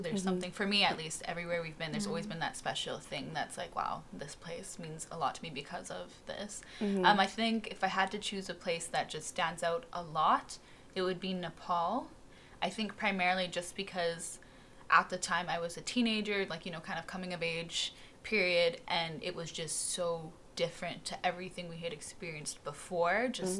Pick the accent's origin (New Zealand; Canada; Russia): Russia; Vologda, Vologda Oblast; born there; I was born in Russia, so Vologda, Russia, a little north of Moscow, yeah.